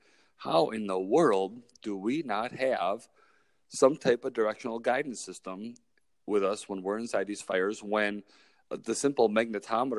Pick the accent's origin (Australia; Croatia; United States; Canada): United States; Milwaukee, Wisconsin; also born or lived in Kenosha, Wisconsin / Eau Claire, Wisconsin; I was born and raised here in Milwaukee, Wisconsin